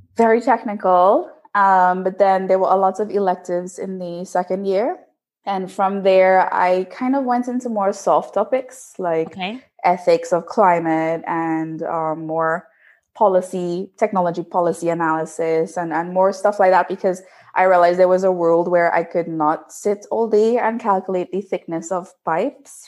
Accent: Trinidad & Tobago; moved away as an adult; now in Netherlands; I'm from Trinidad and Tobago, uh, and I did my bachelor's there in chemical engineering

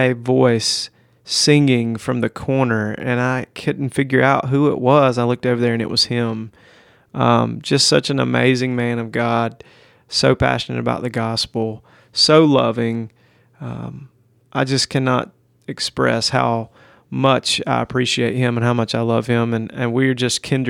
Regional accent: United States; as an American Christian

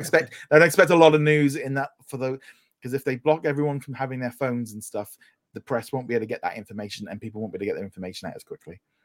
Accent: United Kingdom; as a British

